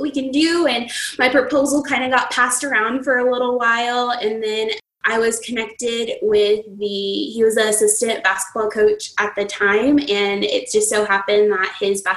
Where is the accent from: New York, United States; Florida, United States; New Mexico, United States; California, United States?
New Mexico, United States; I'm a native New Mexican. That's where I was born and raised, and I still live here